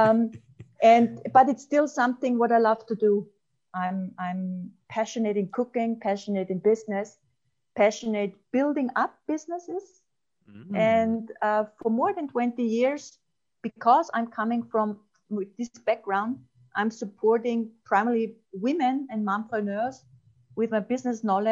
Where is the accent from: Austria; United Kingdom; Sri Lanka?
Austria; I'm coming from the countryside in Austria, and I see the beautiful Alps in front of me